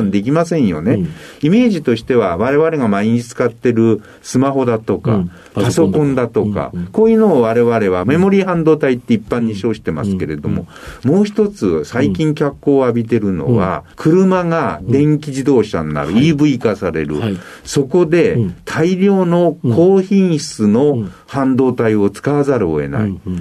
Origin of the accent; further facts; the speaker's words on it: Hokuto, Yamanashi, Japan; 山梨県北杜市という